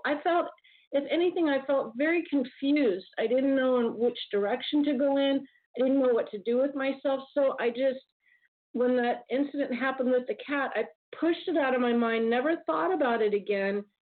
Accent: Southern California, United States; I grew up in Southern California

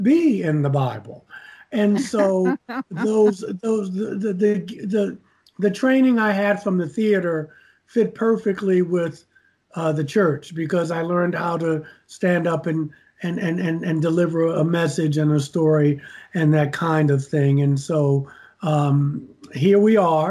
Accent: Baltimore, Maryland, United States; moved away; also born or lived in New York City; I'm from Baltimore, Maryland, as you mentioned, and I got bitten by the theater bug, and I wound up moving to New York City

